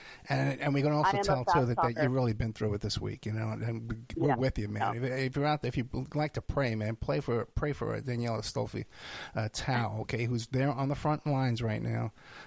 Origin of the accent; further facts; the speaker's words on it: New York City, New York, United States; I'm from Staten Island